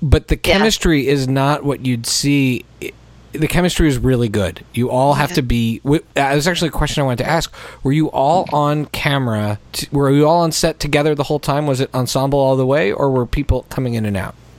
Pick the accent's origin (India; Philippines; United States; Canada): Canada; we were raised in Canada